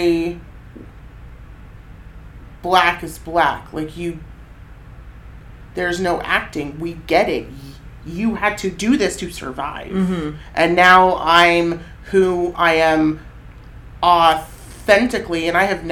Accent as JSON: {"language": "English", "town": "Cottage Grove", "region": "Oregon", "country": "United States", "tie": "born or raised there", "said": "I was raised in Cottage Grove, one of the whitest freaking cities in the state."}